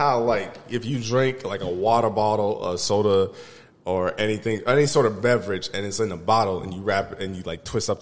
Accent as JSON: {"language": "English", "town": "Des Moines", "region": "Iowa", "country": "United States", "also_born_or_lived": "Arizona"}